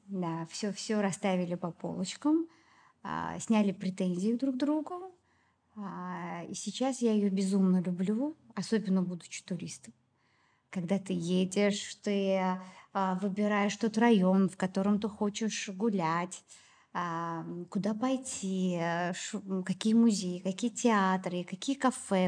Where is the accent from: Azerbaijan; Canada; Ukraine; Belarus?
Azerbaijan; Baku; moved away as an adult; also born or lived in Moscow; я в Баку а, под крылышком родителей